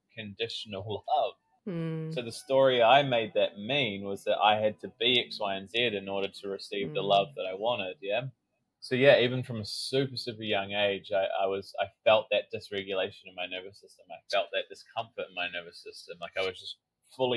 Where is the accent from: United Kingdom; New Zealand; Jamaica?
New Zealand; I grew up in New Zealand